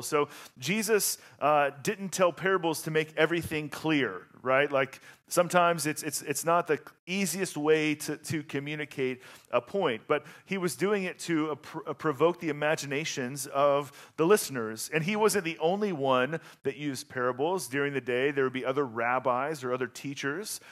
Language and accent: English; the South, United States; moved away; I'm from the South